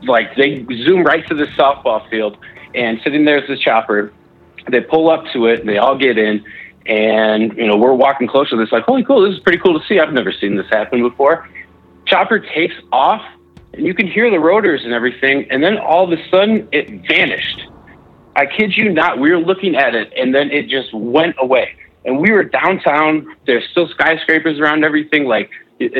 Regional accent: Chicago, Illinois, United States; moved away as an adult; now in Utah, United States; I grew up around Chicagoland and moved out here to Utah for college

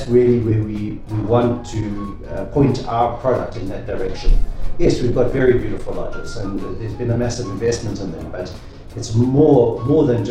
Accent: KwaZulu-Natal, South Africa; I was born and raised in KwaZulu-Natal

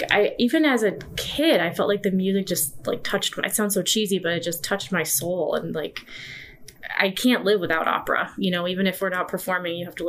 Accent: New York, United States; moved away as an adult; now in Chicago, United States; I'm from New York

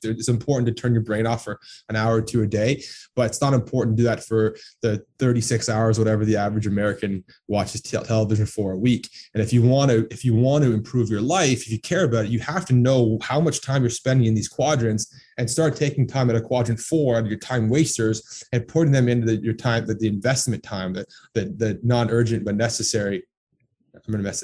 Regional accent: Toronto, Ontario, Canada; also born or lived in Texas / Orlando; I was born and raised in Toronto, or just on the east side of Toronto

